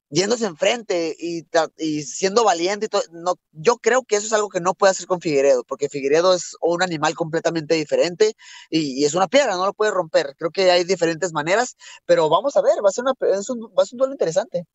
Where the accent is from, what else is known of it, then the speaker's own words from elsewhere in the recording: Mexico; soy mexicano